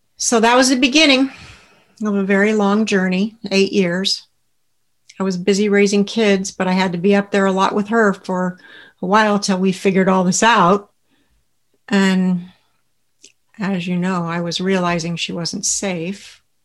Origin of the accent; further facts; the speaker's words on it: Southern California, United States; I grew up in Southern California in a very close family with two brothers